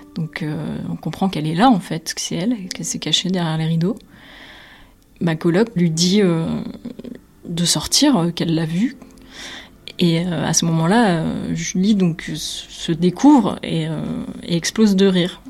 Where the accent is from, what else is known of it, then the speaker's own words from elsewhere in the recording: Nîmes, Occitania, France; moved away as an adult; also born or lived in Brussels; Je suis originaire de Nîmes